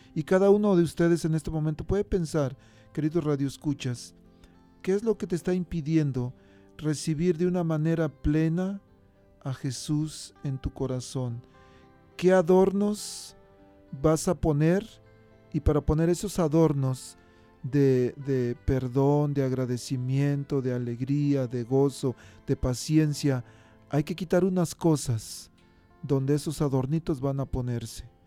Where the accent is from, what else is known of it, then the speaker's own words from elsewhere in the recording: Mexico; now in United States; en México, pues allá con trabajos tenemos para un foquito.